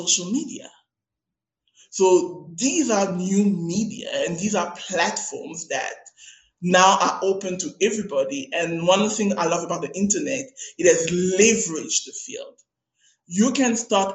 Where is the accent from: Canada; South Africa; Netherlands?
South Africa; Cape Town, Western Cape; I'm a girl from Maitland. And if you know Maitland in Cape Town, Maitland is the hood.